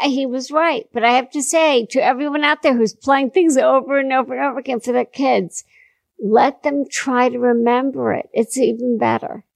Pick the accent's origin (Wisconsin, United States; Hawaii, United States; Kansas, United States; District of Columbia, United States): District of Columbia, United States; Washington; I was born in Washington, Washington D.C.